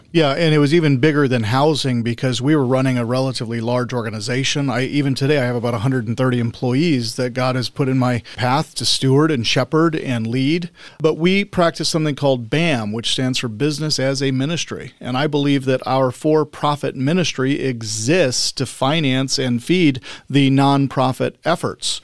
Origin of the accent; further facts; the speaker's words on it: Spokane, Washington, United States; moved away as an adult; also born or lived in Salt Lake City, Utah; I grew up in the Spokane, Coeur d'Alene area.